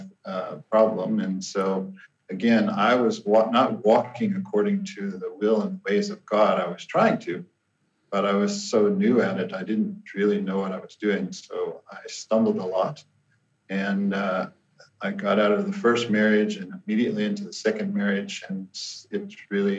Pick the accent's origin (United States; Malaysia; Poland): United States; Kansas City; moved away as an adult; now in South Africa; I'm originally from the Midwest of the United States. I was born and raised in and around the Kansas City area